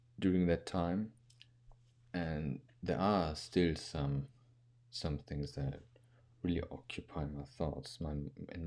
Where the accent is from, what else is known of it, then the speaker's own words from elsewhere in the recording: Germany; English is a second language; I'm actually a second or third generation kid that was born actually in Germany